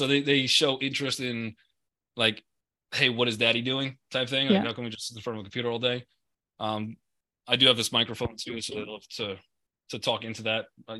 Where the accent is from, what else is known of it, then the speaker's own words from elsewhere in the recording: Long Island, New York, United States; I grew up in Long Island. I like some water.